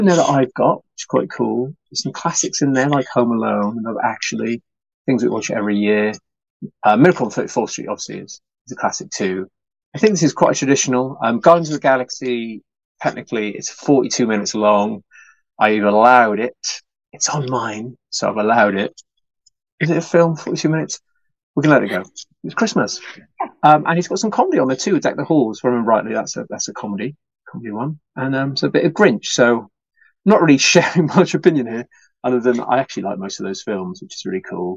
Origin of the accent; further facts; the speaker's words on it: United Kingdom; As a British person